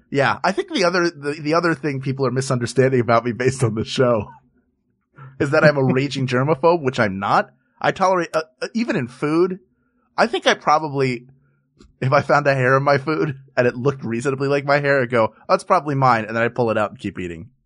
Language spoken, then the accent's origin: English; Philadelphia, Pennsylvania, United States; my hometown of Philadelphia, Pennsylvania